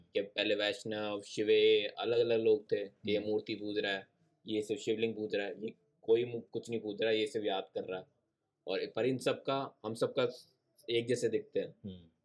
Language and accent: Hindi; Punjab, India; हमारे यहाँ पंजाब में